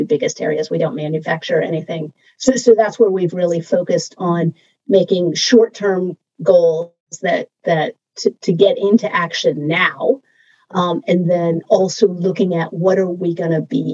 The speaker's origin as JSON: {"language": "English", "country": "United States", "said": "I'm American"}